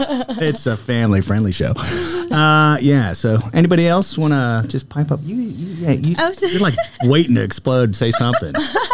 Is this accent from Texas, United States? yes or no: no; Kentucky, United States; I'm from Kentucky.